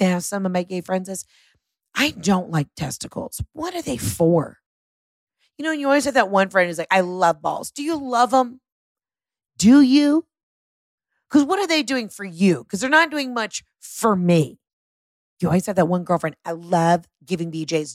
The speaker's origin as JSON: {"language": "English", "town": "Atlanta", "region": "Georgia", "country": "United States", "said": "I'm from Atlanta."}